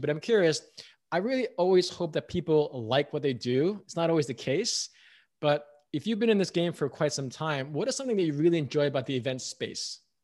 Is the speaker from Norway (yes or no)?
no; United States; I'm American